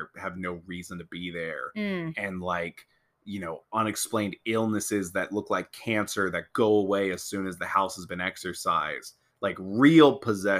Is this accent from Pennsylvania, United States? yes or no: yes; Pennsylvania, United States; I was born and raised in Pennsylvania my whole life